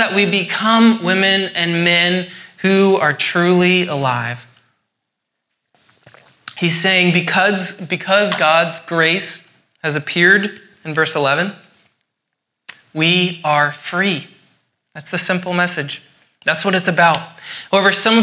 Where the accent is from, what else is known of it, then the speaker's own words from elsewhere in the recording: Scotland, United Kingdom; I'm Scottish.